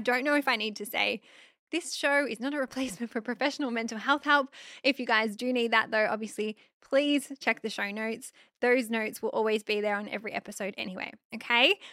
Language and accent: English; Australia; I'm just an Aussie girl